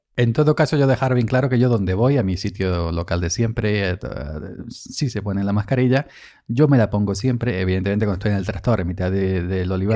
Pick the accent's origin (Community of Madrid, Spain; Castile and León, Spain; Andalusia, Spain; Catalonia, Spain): Andalusia, Spain; estaba yo en mi siesta andaluza típica